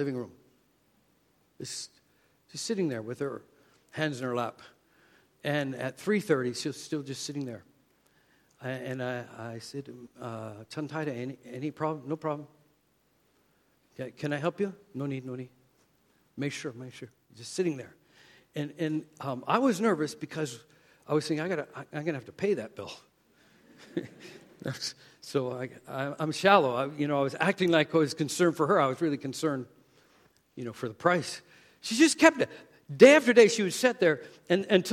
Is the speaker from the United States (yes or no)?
no; Canada; accent: Canadian; moved away; my Canadian accent